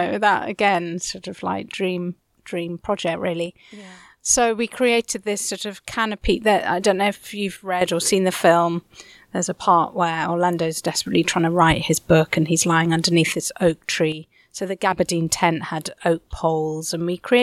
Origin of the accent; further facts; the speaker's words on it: London, United Kingdom; I'm a born and raised Londoner. Londoners tend to sort of stick to an area. So I was raised in West London